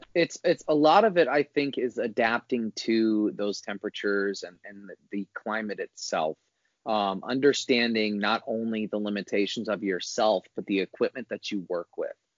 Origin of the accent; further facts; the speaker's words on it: Northwest Indiana, United States; growing up in Indiana, Northwest Indiana